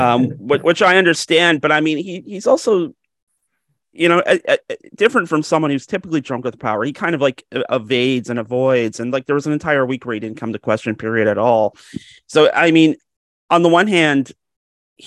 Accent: Georgetown, Ontario, Canada; Georgetown, which is notable because it's my hometown.

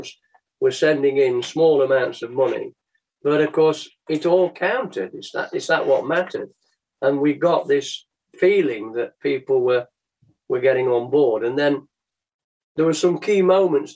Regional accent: Mansfield, East Midlands, United Kingdom; Born and bred in Mansfield, just after the war. This is my home. This is where I live.

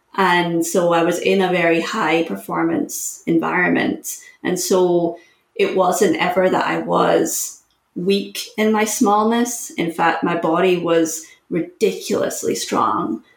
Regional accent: Scotland, United Kingdom; moved away as an adult; also born or lived in Syracuse, United States; I'm from Scotland, it's a small country, but I was competing for the national team

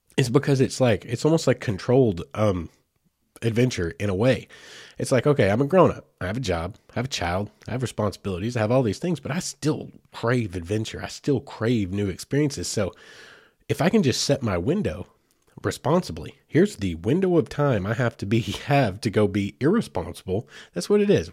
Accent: Oklahoma, United States; now in Fort Smith, United States; I grew up in Oklahoma

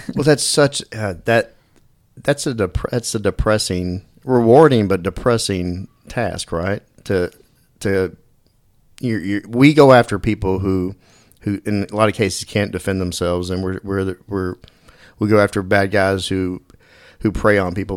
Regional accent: Dallas, Texas, United States; I grew up in Dallas

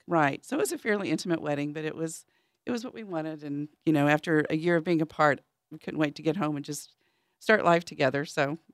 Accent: Dallas, Texas, United States; also born or lived in St. Louis, Missouri; I grew up in the city. Um, I'm originally from Saint Louis, Missouri, and then from Dallas, Texas

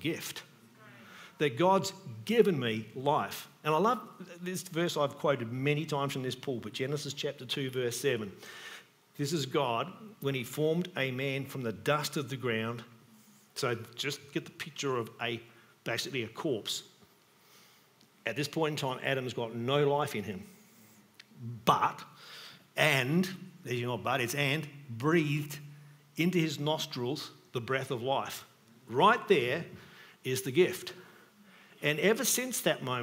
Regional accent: Australia; I was born in Australia

